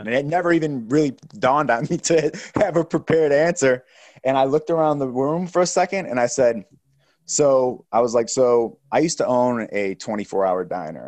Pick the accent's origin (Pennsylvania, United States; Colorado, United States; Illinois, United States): Illinois, United States; Chicago; moved away; also born or lived in Delaware; Being from the Midwest, I grew up in Chi-, you know, in, in the Chicago area